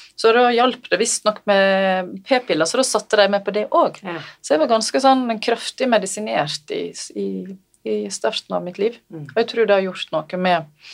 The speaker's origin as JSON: {"language": "Norwegian", "town": "Selje", "region": "Vestland", "country": "Norway", "tie": "born or raised there", "also_born_or_lived": "Bergen", "said": "der ble jeg født i Bergen mm. og bodde der de tre første åra av livet mitt. Så flytta jeg til Selje, ja. i mora mi sin heimbygd."}